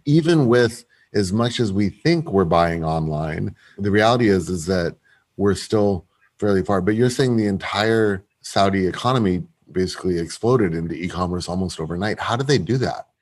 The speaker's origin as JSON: {"language": "English", "region": "London", "country": "United Kingdom", "moved": "yes", "said": "I am still a Londoner at heart very much."}